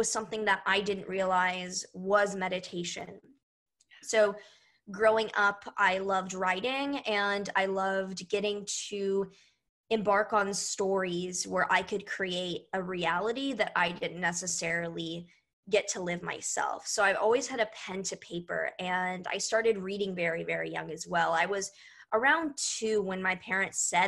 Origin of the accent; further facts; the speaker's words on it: Houston, Texas, United States; I was born in Houston, Texas